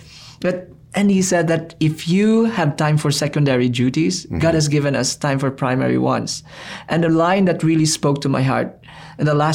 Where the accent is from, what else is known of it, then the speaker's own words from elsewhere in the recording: Philippines; I'm a Filipino